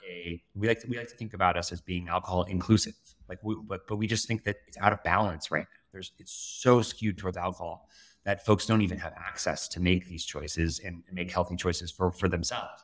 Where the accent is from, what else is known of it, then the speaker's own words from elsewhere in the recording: south of Denver, Colorado, United States; I grew up in Colorado, uh, sort of south of Denver